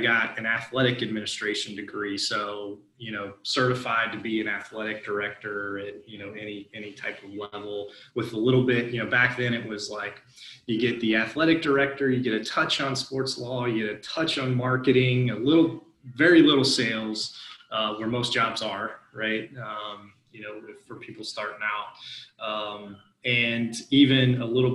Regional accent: near Muncie, Indiana, United States; moved away as an adult; also born or lived in Macon, Georgia; I'm from Indiana, grew up, you know, near Muncie, Indiana

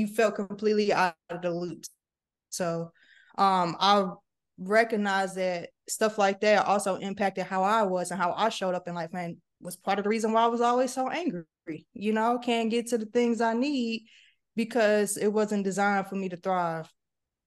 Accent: St. Louis, Missouri, United States; moved away as an adult; also born or lived in Texas / Washington, D.C.; So started in St. Louis

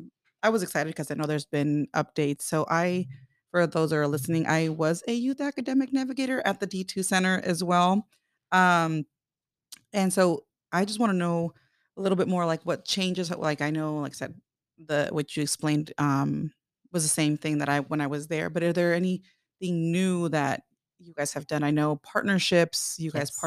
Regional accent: California, United States; my background, we're from California. So shout out to anybody who's in Omaha, who's from California.

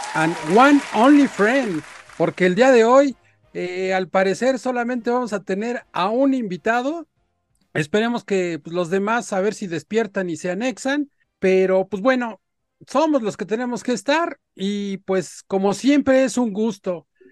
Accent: Mexico; nuestro país

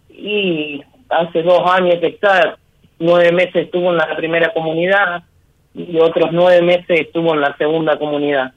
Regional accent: San Jorge, Santa Fe, Argentina; Yo soy de San Jorge, provincia de Santa Fe.

